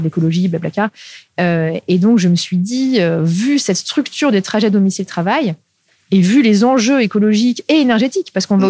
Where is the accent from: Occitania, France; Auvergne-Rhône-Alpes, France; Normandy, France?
Auvergne-Rhône-Alpes, France; Lyon; moved away; also born or lived in Paris; je suis urbaine, euh, à la base, je suis lyonnaise